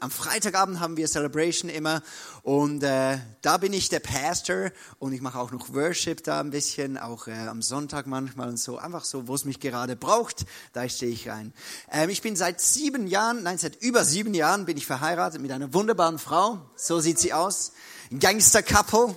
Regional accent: Switzerland; Bei uns in der Schweiz

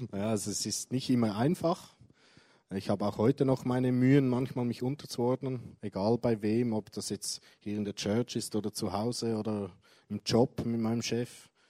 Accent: Zurich, Switzerland; Ja, also aufgewachsen bin ich in Zürich, in einer christlichen Familie.

